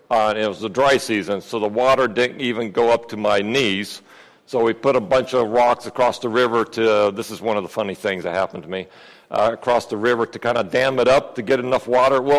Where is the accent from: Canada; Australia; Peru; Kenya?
Peru; um, yes, I grew up in Peru, South America. Um, my folks are missionaries down there.